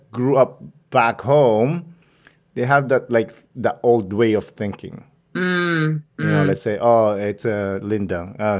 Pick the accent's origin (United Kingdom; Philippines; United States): Philippines; moved away; growing up in the Philippines